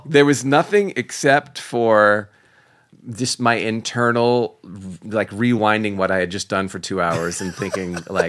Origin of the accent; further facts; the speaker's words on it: Oakland, California, United States; Yeah, because I grew up in Oakland.